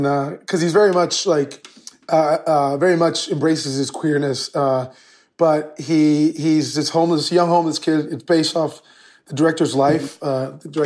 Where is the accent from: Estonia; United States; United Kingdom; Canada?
United States; we were born in the U.S. and we were raised here in the United States